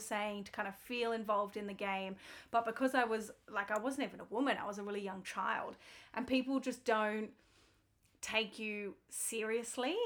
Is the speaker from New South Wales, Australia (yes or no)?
no; Melbourne, Victoria, Australia; I grew up in Melbourne